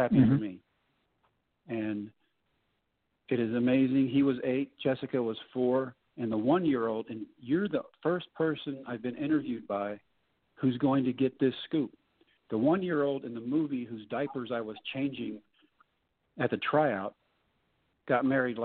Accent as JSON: {"language": "English", "region": "Texas", "country": "United States", "said": "I'm back in my home state"}